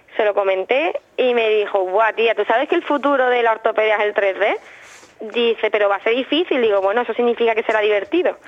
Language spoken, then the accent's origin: Spanish; Alhaurín de la Torre, Andalusia, Spain; also born or lived in Málaga / Aranda de Duero; desde que tengo un año y medio vivo en el Laurín de la Torre